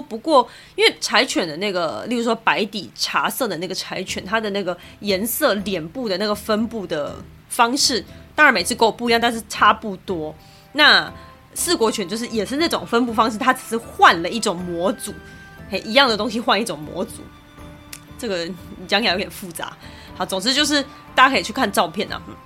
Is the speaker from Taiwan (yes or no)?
yes; Taiwan; 身为台湾人我自己有听过啦